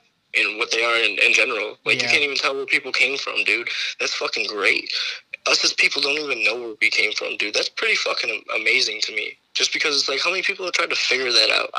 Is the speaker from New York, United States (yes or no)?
no; Detroit, Michigan, United States; I grew up in Detroit